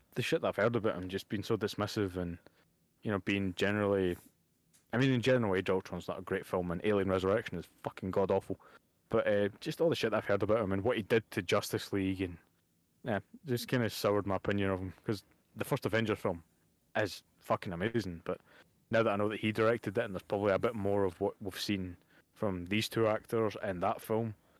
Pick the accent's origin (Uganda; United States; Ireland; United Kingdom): United Kingdom; Bo'ness, Scotland; I'm in a, from a small place called Bowness